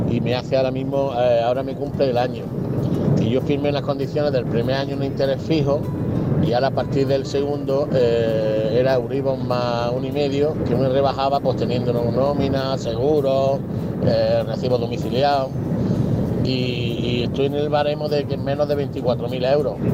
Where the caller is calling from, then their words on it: Granada, Andalusia, Spain; Buenos días